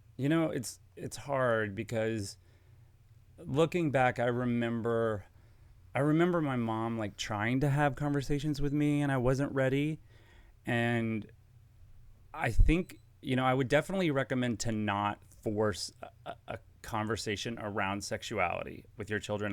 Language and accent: English; Dallas, Texas, United States; moved away as an adult; also born or lived in Los Angeles / New York; I'm from Dallas, um, born in Dallas